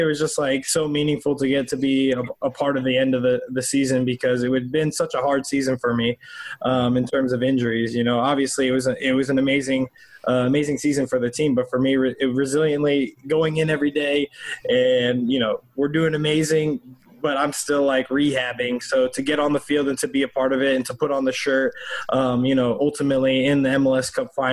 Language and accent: English; United States; as an American